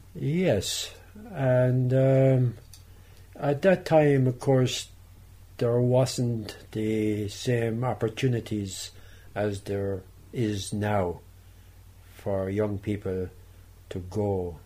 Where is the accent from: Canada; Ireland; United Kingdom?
Ireland; being Irish